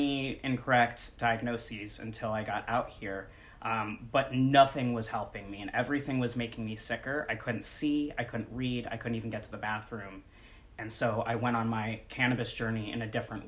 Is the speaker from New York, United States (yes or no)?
yes; New York, United States; moved away as an adult; now in Los Angeles, United States; I'm originally a New Yorker, born and raised, moving